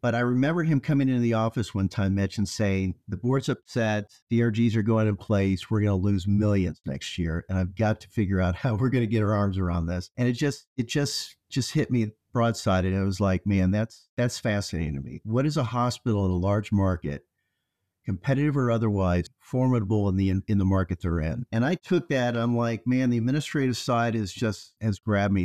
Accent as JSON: {"language": "English", "area": "outside of Peoria", "region": "central Illinois", "country": "United States", "tie": "born or raised there", "said": "I grew up in, uh, central Illinois, or as they say in Illinois, downstate. Outside of Peoria, Illinois, in a city that was about ten thousand people."}